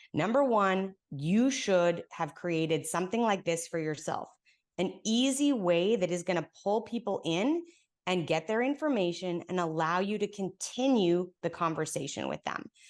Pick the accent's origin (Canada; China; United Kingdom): Canada; moved away as an adult; now in Texas, United States; I've been here now in Texas for ten years, but I'm Canadian